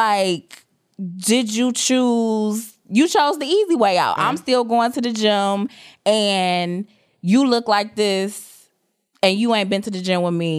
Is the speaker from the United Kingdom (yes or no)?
no; Jamaica; you know, I'm Jamaican. I got 2-3 jobs.